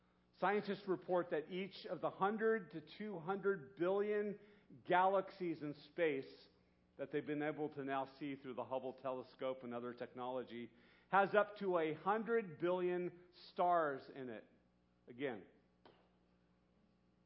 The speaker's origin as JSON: {"language": "English", "town": "Santa Barbara", "region": "California", "country": "United States", "tie": "born or raised there", "said": "When I was 13 years old growing up in Santa Barbara"}